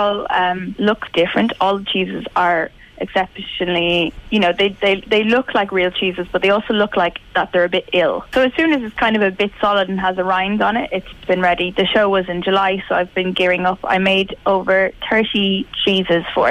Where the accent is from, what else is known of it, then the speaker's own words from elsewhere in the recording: Mullingar, Westmeath, Ireland; now in London, United Kingdom; I'm from Mullingar